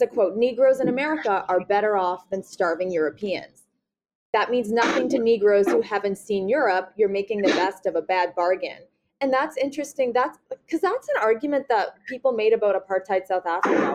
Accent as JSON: {"language": "English", "region": "Nova Scotia", "country": "Canada", "said": "I'm from Nova Scotia, so, you know, we're small"}